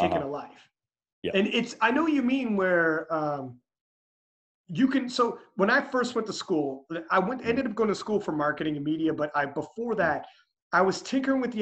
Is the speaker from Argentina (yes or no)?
no; Canada; I'm Canadian